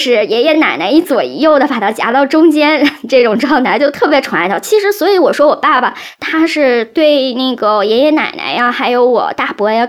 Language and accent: Chinese; Northeast China, China; 我们东北这边叫大爷